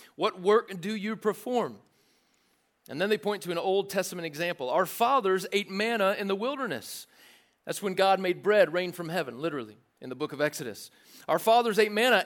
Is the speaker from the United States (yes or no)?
yes; the South, United States; I didn't grow up in church, but I grew up in the South enough to drive past churches